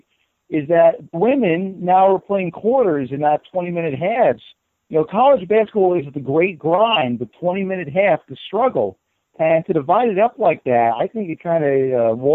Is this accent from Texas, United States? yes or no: no; New York, United States; moved away as an adult; I grew up in the Big East. From being in New York, I was the manager of our high school basketball team